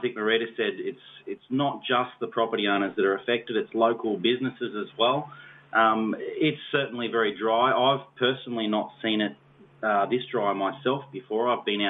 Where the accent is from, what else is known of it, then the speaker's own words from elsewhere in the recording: Sydney, New South Wales, Australia; Well, I suppose I moved up here from Sydney. God called us to the outback, and we really had no idea that he was going to call us here